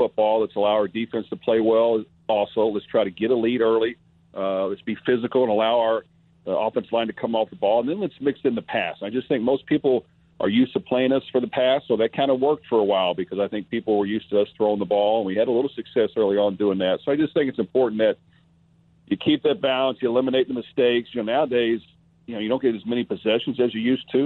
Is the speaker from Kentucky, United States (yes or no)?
yes; Louisville, Kentucky, United States; my hometown